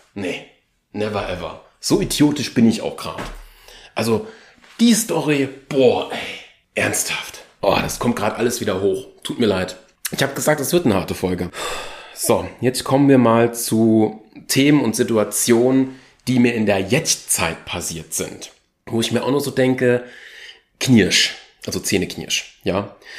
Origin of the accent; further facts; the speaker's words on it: Germany; ich bin Deutscher, also wenn man es genau nimmt, ich bin Achtel Tscheche, aber hauptsächlich ist meine Familienader eher deutsch geprägt.